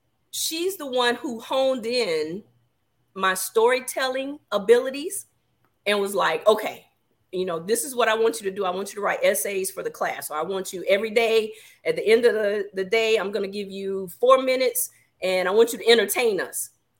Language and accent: English; Augusta, Georgia, United States; So I am originally from Augusta, Georgia, home of the Masters, for those of you who are golf fans.